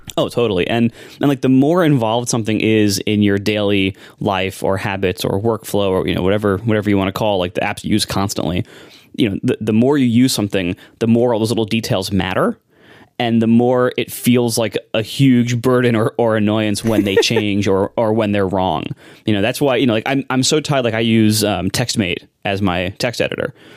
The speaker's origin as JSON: {"language": "English", "town": "Columbus", "region": "Ohio", "country": "United States", "tie": "born or raised there", "moved": "yes", "said": "I'm from Columbus, Ohio. And, uh, it's you know, there's not a lot to say about Ohio. It's a really nice place to grow up"}